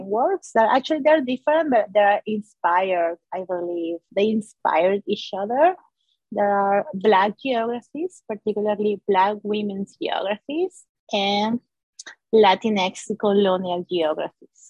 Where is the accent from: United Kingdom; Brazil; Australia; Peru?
Peru; moved away as an adult; now in Toronto, Canada; I'm from Peru, and I came to do first a master's and now the PhD to U of T